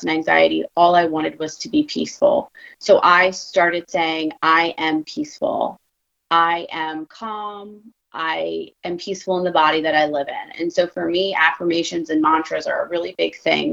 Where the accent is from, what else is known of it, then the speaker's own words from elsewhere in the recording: Philadelphia, Pennsylvania, United States; I'm a girl from Philly